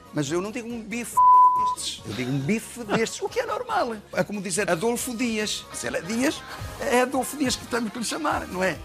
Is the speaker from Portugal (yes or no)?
yes; Douro, Portugal; Trabalhei nas vinhas do Douro